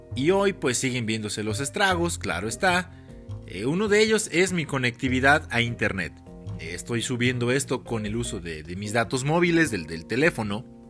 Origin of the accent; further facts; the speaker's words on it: Mexico; yo sí soy muy mexicano